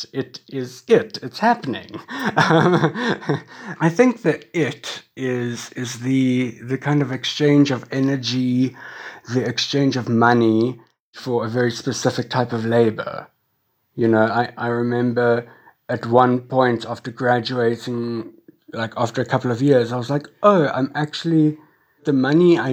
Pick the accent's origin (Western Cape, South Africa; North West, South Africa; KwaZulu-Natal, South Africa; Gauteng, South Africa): Western Cape, South Africa; Cape Town; I was born and schooled in Cape Town